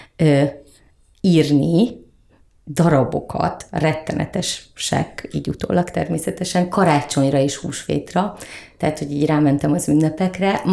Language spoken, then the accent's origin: Hungarian; Keszthely, Zala, Hungary; now in Budapest, Hungary; én vidéken nőttem föl és mi a város szélén laktunk a vasút mellett a Balatonnal szemben Keszthelyen